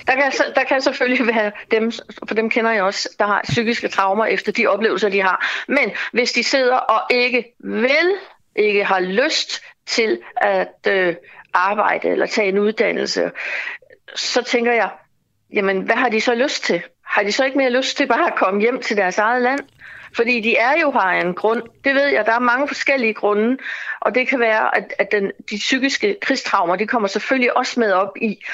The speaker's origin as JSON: {"language": "Danish", "country": "Denmark", "said": "vi som danskere"}